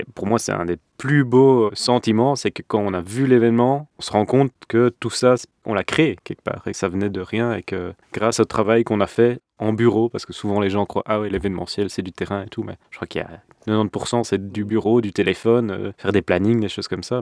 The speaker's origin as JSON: {"language": "French", "town": "Brussels", "region": "Brussels-Capital Region", "country": "Belgium", "tie": "born or raised there", "said": "Je suis né à Bruxelles et j'ai grandi à Bruxelles."}